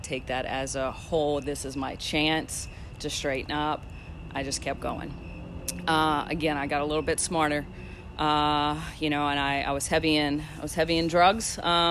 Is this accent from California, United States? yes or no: no; Louisiana, United States; moved away; I am from Louisiana